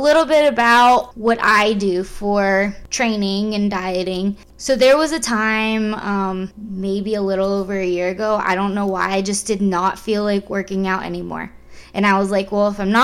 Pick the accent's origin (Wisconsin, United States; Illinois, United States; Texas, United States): Texas, United States; San Antonio; I'm from San Antonio, Texas